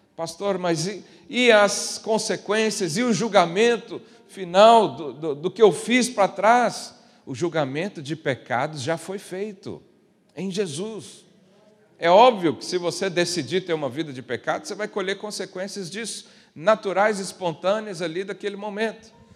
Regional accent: Brazil; moved away; eu vim de uma região lá do Brasil muito

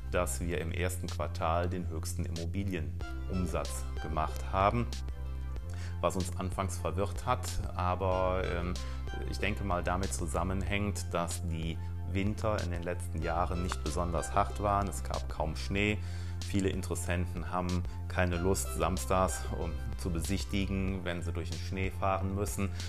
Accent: North Rhine-Westphalia, Germany; wenn im Rheinland, im Kölner Raum, wo ich herkomme, äh, Karneval rum ist

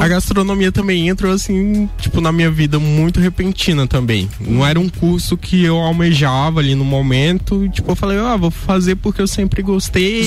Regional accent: Pará, Brazil; eu sou da região do Pará

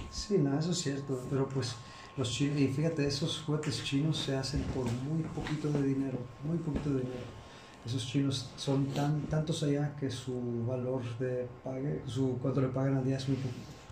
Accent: Chicago, Illinois, United States; now in Xalapa, Mexico; yo, soy de Chicago, pero pues ya, ya me quedé aquí

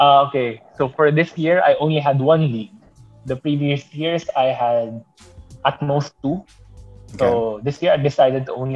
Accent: Bicol Region, Philippines; moved away as an adult; also born or lived in Japan; I'm back in my hometown helping my family, helping our family's business

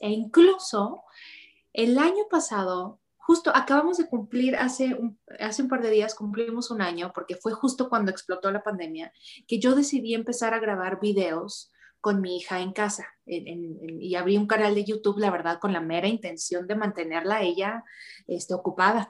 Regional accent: Ciudad Juárez, Chihuahua, Mexico; moved away as an adult; now in Mexico City, Mexico; yo soy de Ciudad Juárez

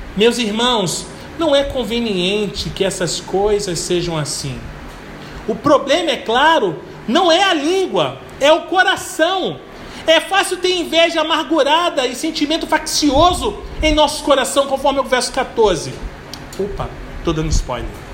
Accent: Belford Roxo, Rio de Janeiro, Brazil; Quando eu era pequeno e morava em Belfo Roxo

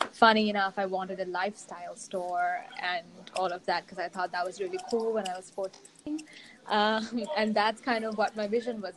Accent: Sri Lanka; I was born and raised in Sri Lanka

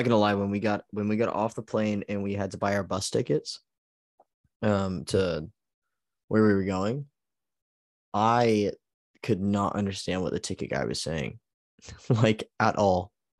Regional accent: Texas, United States; accent: Texan; first language English; also born or lived in Abilene, Texas; I can only speak I speak American and English. I guess Texan's a third language.

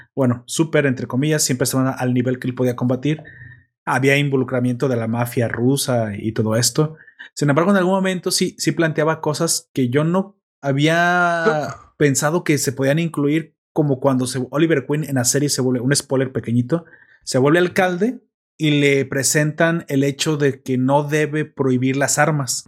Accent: Mexico; yo soy mexicano

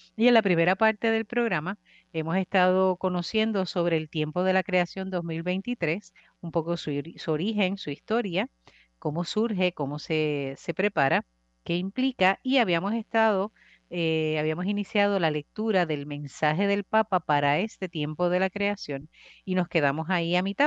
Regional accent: Puerto Rico; como sociedad puertorriqueña

